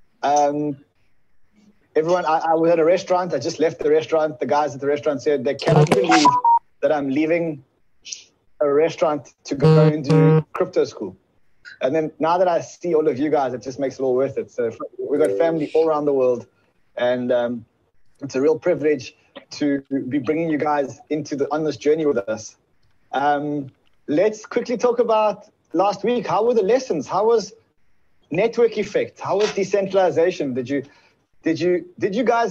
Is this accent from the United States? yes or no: no; South Africa; I'm from South Africa